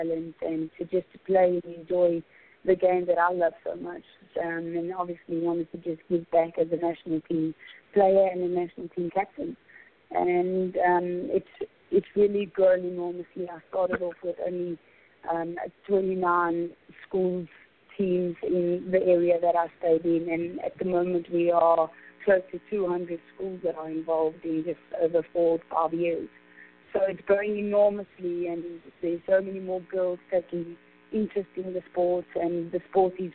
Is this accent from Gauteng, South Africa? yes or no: yes; Johannesburg, Gauteng, South Africa; I'm from Johannesburg, in South Africa